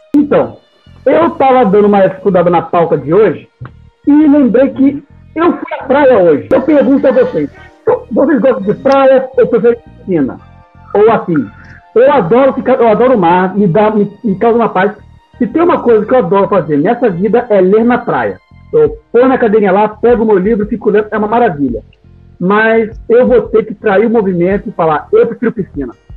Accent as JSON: {"language": "Portuguese", "region": "Rio de Janeiro", "country": "Brazil", "said": "Eu sou aqui do Rio"}